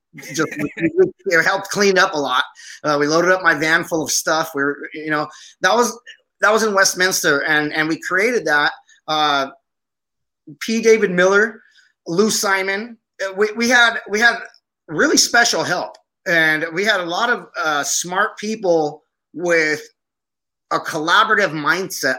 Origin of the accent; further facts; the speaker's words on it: Aleppo, Aleppo Governorate, Syria; now in United States; My family's Armenian, and I was born in Aleppo, Syria. So a guy coming from Syria who joined the army